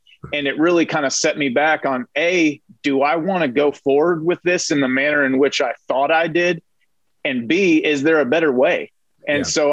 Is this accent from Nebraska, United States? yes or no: no; Northern California, United States; I was raised in Northern California